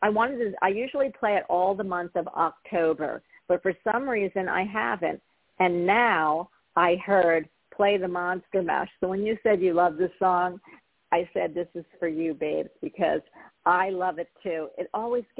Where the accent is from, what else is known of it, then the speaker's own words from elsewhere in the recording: Philadelphia, Pennsylvania, United States; I'm from Philly